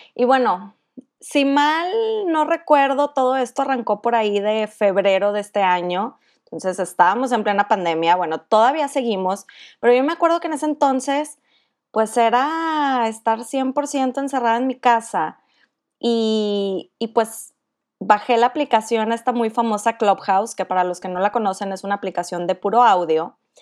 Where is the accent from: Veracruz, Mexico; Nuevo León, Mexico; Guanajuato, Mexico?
Nuevo León, Mexico; Monterrey; soy de Monterrey